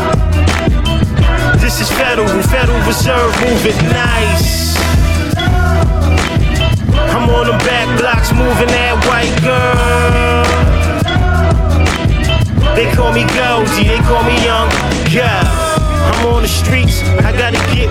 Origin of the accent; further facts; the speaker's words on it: New York City, New York, United States; I'm from Brooklyn